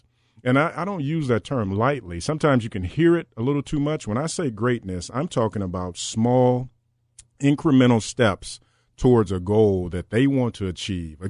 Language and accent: English; Decatur, Alabama, United States; moved away; I'm from Decatur, Alabama, a long way from here